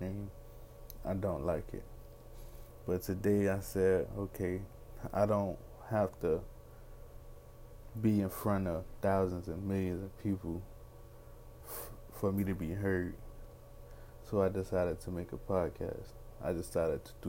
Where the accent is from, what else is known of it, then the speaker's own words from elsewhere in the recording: Miami, Florida, United States; I'm from Miami, Florida, 25 years old, African American young man